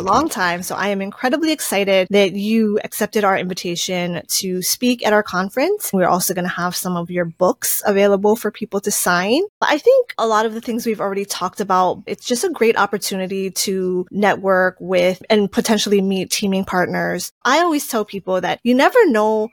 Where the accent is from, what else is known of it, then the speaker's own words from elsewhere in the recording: Native Hawaiian, United States; I am Native Hawaiian